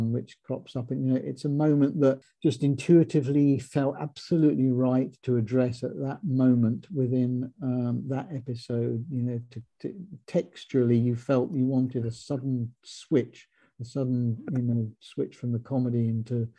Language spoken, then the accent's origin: English; Luton, East of England, United Kingdom; it's my hometown